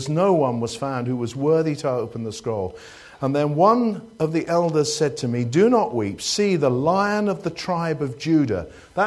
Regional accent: United Kingdom; we're British

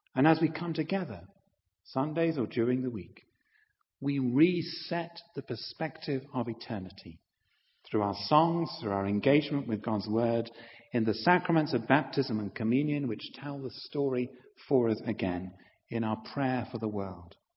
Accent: Halifax, Yorkshire and the Humber, United Kingdom; moved away; I was a vicar for nine years in my hometown of Halifax

